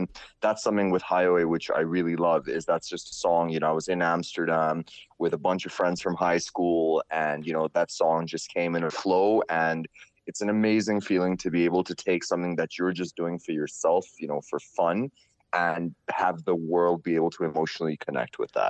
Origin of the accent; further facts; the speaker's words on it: Singapore; moved away; also born or lived in Bombay, India / Indonesia / Surrey, England / London, England; I was born in Bombay. {S3} Right. {S8} And when I was really young, I moved to Indonesia. Then from Indonesia, I moved to Singapore, kind of grew up in Singapore. Then I moved to Surrey in England. And then I was in London.